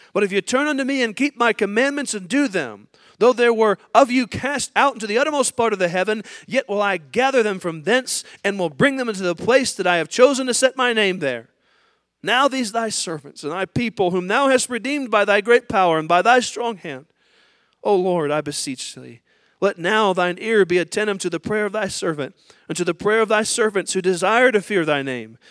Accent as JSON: {"language": "English", "country": "United States", "said": "as an American and as a Christian"}